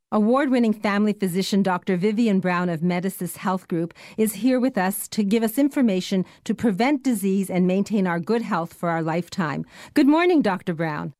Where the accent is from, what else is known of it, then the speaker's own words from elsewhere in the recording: Canada; We Canadians